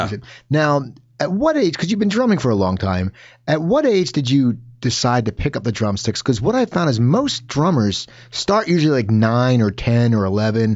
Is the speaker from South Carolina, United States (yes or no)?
no; New Jersey, United States; growing up in New Jersey